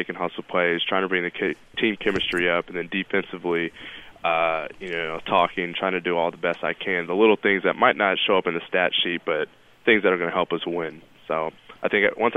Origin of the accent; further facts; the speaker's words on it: California, United States; moved away as an adult; now in New York City, United States; I'm from Cali, so our winters are like 56 degrees